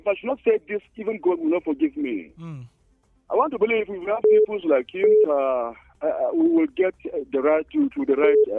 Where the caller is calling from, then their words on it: Angwan Rukuba, Plateau, Nigeria; I'm calling from Angwarukuba.